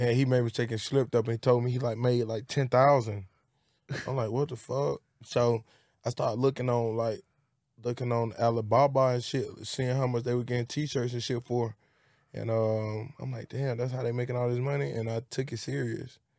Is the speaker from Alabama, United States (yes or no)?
yes; Birmingham, Alabama, United States; also born or lived in Bessemer, Alabama; from Birmingham, Alabama, and, uh, it's Pratt City. I'm from Pratt City and Bessemer.